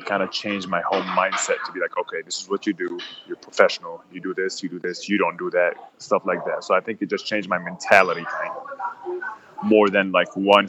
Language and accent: English; Egypt; I expected or imagined, like America, and I was going there from Egypt, and I expected it to be like super nice